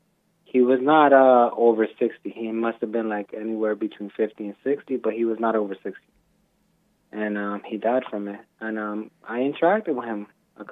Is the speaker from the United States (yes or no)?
yes; New York City, New York, United States; I grew up in the Bronx.